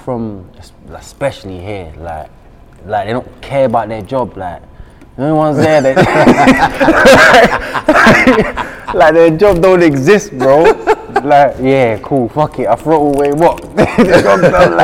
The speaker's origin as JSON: {"language": "English", "region": "London", "country": "United Kingdom", "said": "I'm from South, innit? So I'm from Catford. I'm from South East, innit?"}